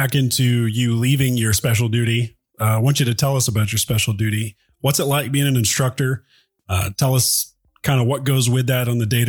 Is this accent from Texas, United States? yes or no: yes; Texas, United States; also born or lived in Oklahoma; Is I tell a lot of people, well, I'm from Texas. And then some people I'll tell, well, I'm from Oklahoma.